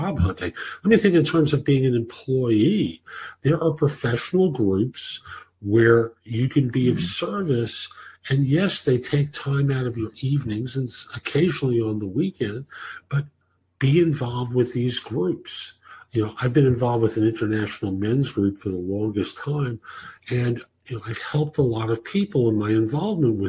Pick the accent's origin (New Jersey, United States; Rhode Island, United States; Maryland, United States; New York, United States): New York, United States; moved away; I was raised in New York, and although I don't live there anymore